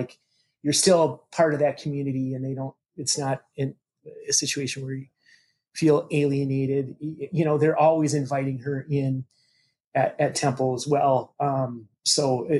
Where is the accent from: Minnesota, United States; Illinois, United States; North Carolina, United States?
Minnesota, United States; Minneapolis; also born or lived in St. Cloud, Minnesota; we moved to the Twin Cities from St. Cloud in the third grade